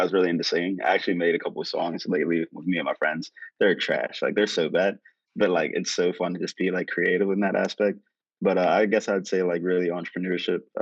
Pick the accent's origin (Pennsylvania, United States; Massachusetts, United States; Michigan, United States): Pennsylvania, United States; Pittsburgh; I'm from Pittsburgh, Pennsylvania, born and raised.